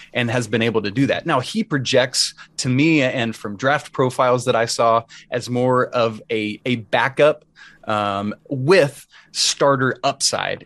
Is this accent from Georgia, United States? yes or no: yes; Atlanta, Georgia, United States; I grew up in Atlanta